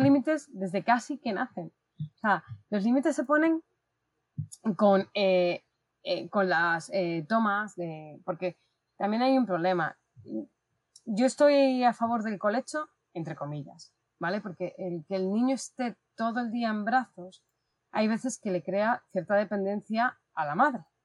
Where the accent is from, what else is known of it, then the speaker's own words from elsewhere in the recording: Madrid, Community of Madrid, Spain; aquí con mucho calor en Madrid, porque soy de Madrid